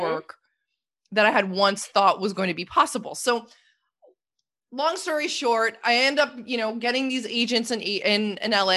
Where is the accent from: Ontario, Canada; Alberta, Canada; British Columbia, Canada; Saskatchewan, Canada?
Ontario, Canada; Toronto; moved away; I'm from Canada originally, and, uh, I grew up in Toronto, well, just a suburb outside of Toronto